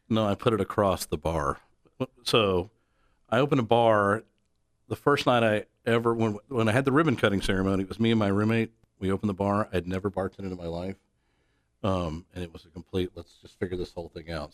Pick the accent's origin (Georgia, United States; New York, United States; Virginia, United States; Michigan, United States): Georgia, United States; Atlanta; moved away as an adult; now in Dallas, United States; I'm originally from Atlanta, now live in Dallas. I've been here for thirteen years